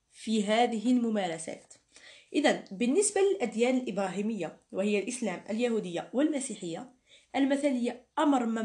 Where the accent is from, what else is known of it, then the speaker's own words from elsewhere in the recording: Algeria; accent: Algerian; وهنا يجب أن أتكلم باللهجة الجزائرية لأنه توجد ملاحظة يجب أن أقولها